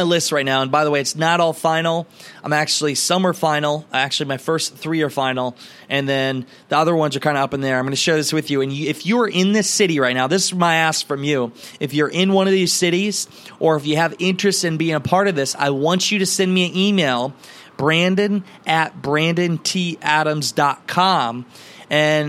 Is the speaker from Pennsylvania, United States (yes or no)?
no; Garnavillo, Iowa, United States; my hometown of Garnerville, Iowa